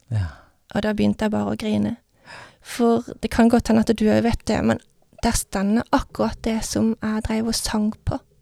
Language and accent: Norwegian; Vennesla, Agder, Norway; Jeg vokste opp i Vennesla